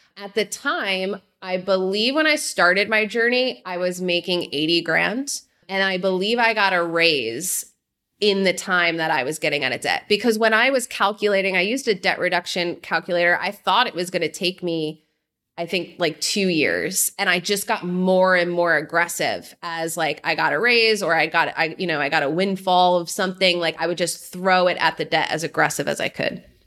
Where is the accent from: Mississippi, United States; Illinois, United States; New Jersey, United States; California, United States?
New Jersey, United States; Jersey Shore; moved away as an adult; also born or lived in New York City; I grew up in New Jersey. I like to say fist pumping country on the Jersey Shore